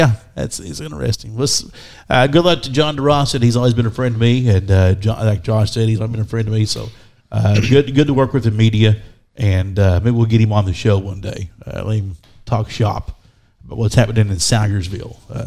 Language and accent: English; Ohio, United States; moved away; I grew up little bit in Ohio